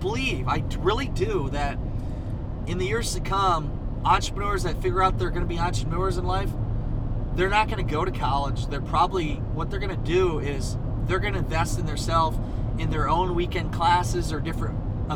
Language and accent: English; Northeast Iowa, United States; I was from Northeast Iowa